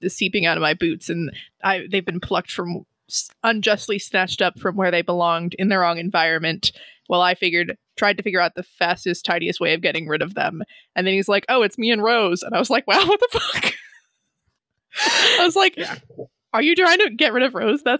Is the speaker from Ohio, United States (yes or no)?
no; Hawaii, United States; we grew up in Hawaii